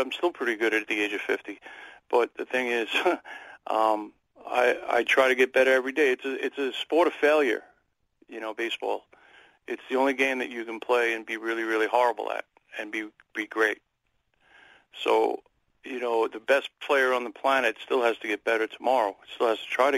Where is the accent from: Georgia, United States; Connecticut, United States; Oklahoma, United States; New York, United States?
New York, United States; New York City; I'm from Queens, New York